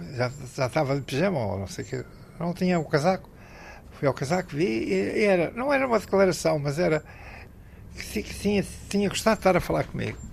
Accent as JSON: {"language": "Portuguese", "country": "Portugal", "said": "eu sou português"}